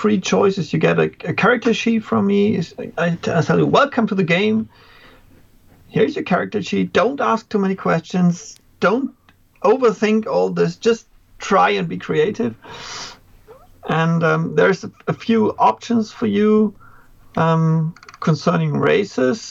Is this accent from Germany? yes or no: yes; Germany; from Germany, teaching grades 5 to 12 right now